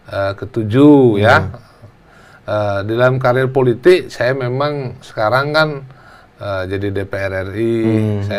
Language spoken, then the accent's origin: Indonesian; Ramadewa, Lampung, Indonesia; born there; Yang jelas uh, saya memang lahir di Lampung.